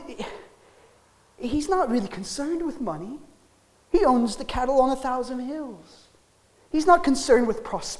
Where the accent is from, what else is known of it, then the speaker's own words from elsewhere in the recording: United States; now in Wales, United Kingdom; as an American